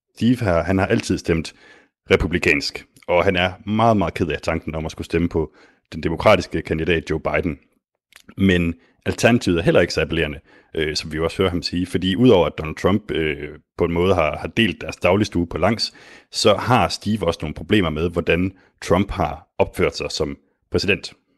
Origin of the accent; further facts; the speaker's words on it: Denmark; mig som dansker